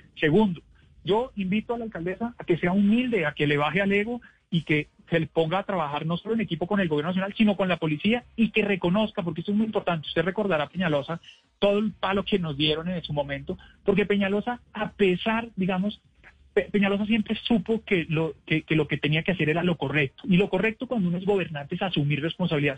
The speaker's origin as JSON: {"language": "Spanish", "town": "Bogotá", "region": "Bogotá Capital District", "country": "Colombia", "said": "somos los bogotanos"}